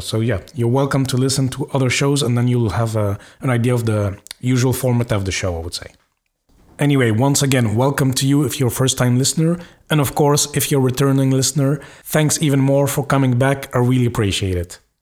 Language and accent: English; Belgium; now in Luxembourg; I'm from Belgium, I currently live in Luxembourg